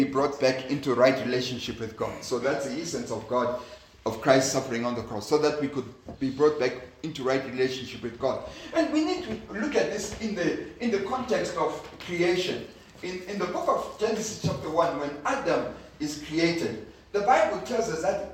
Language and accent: English; Zimbabwe; I come from Zimbabwe